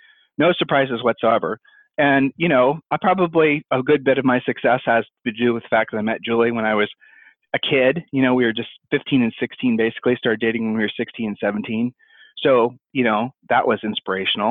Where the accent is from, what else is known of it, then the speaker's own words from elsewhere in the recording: Ohio, United States; I'm from Ohio